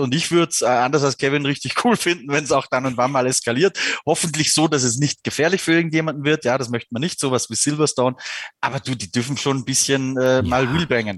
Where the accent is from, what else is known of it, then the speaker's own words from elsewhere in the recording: Austria; ich bin ja Österreicher